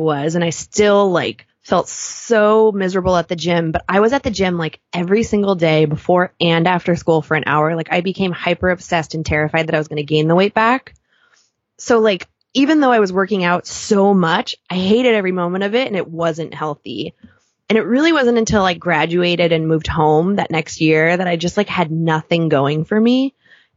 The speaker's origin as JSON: {"language": "English", "region": "Southern California", "country": "United States", "tie": "born or raised there", "moved": "yes", "lives_now": "New York, United States", "said": "I grew up in Southern California, like we grew up in bathing suits"}